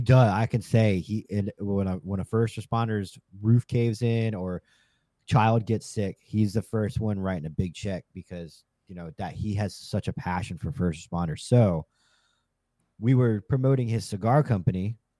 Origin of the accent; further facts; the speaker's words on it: Virginia, United States; moved away as an adult; now in Florida, United States; I grew up in Virginia